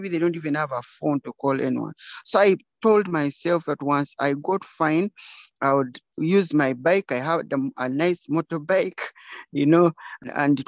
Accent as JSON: {"language": "English", "town": "Kabale", "region": "Western Region", "country": "Uganda", "tie": "born or raised there", "said": "I was born in Kabale, and my parents died when I was young. So I was raised by community"}